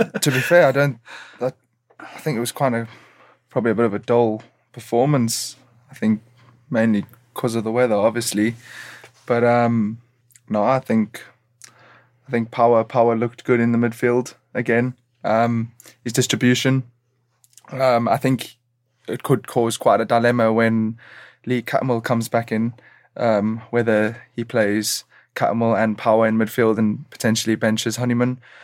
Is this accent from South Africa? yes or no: yes; South Africa; moved away; also born or lived in Chester / Durham; growing up in South Africa